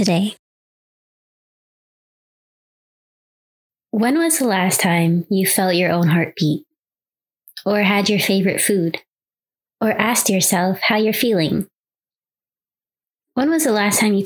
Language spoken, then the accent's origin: English; New York City, New York, United States; growing up in New York City, being on public transportation with no cell phone